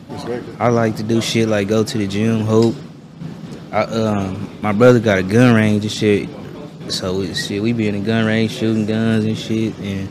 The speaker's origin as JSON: {"language": "English", "town": "Kansas City", "region": "Missouri", "country": "United States", "said": "I'm from Kansas City, Missouri."}